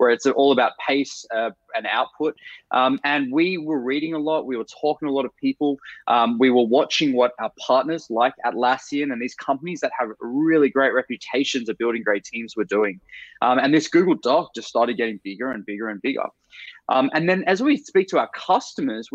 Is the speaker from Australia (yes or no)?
yes; Australia; moved away as an adult; now in San Francisco, United States; I'm originally Australian.